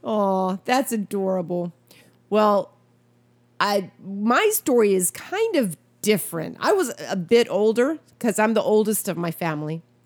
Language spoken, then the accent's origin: English; Wisconsin, United States; moved away; I grew up in Wisconsin as a young